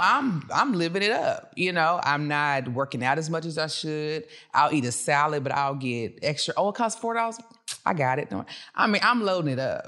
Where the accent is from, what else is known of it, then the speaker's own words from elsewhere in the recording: Dallas, Texas, United States; also born or lived in Cedar Hill; I'm from Dallas